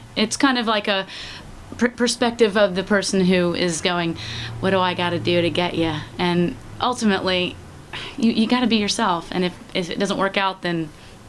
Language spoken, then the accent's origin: English; Atlanta, Georgia, United States; moved away; also born or lived in Virginia; Atlanta proper is my hometown.